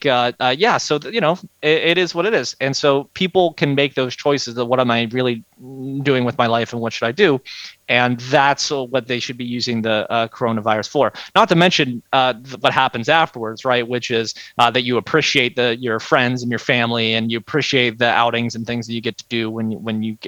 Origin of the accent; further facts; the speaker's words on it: Pittsburgh, Pennsylvania, United States; moved away as an adult; also born or lived in Annapolis, Maryland / Washington, District of Columbia, United States; now in Myrtle Beach, United States; I'm from Pittsburgh originally.